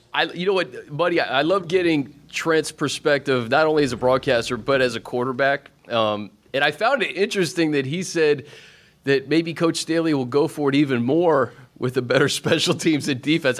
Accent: Washington, District of Columbia, United States; also born or lived in Ashburn, Virginia; I'm from the Washington, D C area. Um, I was in Ashburn. I was a junior in high school.

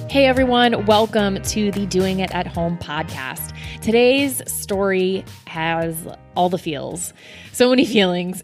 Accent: Weston, Florida, United States; my hometown of Weston, Florida

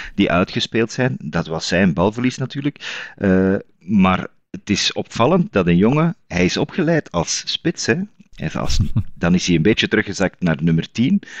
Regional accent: Zwijndrecht, Flanders, Belgium; ik ben wel uit Zwijndrecht

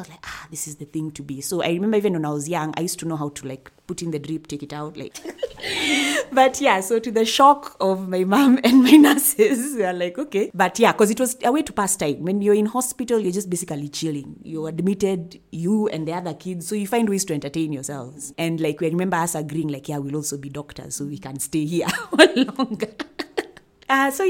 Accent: Nairobi, Kenya; And where in Africa? I'm from Nairobi, Kenya.

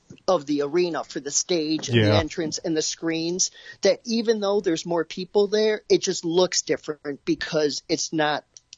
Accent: Detroit, Michigan, United States; 23 was neat to go to because it was obviously my hometown.

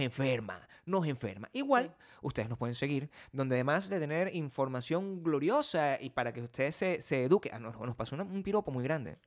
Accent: Venezuela; now in United States; el país de donde yo vengo

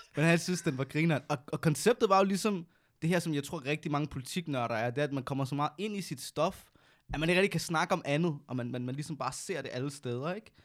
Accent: Næstved, Zealand, Denmark; Jeg kommer også fra 47, 4700 næste

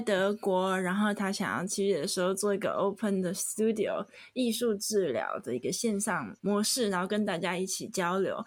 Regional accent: Taiwan; moved away; 回去台湾工作

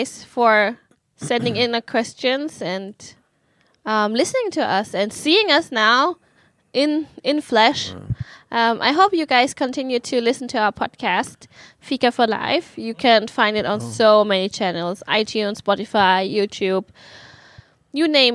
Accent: Germany; moved away; when I grew up in Germany, in the subculture of Vietnamese people

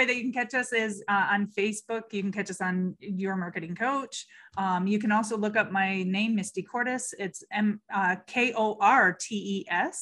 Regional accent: Michigan, United States; moved away; I'm originally from Michigan

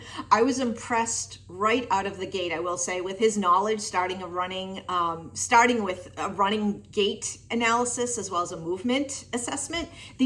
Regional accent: Tewksbury, Massachusetts, United States; Hey everyone … I am from Tewksbury, Massachusetts.

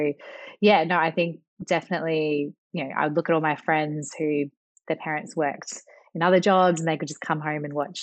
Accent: Leongatha, Victoria, Australia; I grew up on a farm down in South Gippsland, a town called Leongatha.

